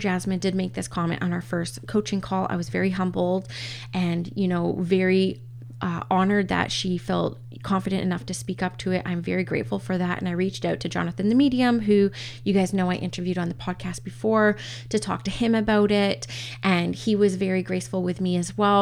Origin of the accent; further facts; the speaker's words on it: Canada; I'm First Nations Canadian, as well as Scottish descent as well, and English and Canadian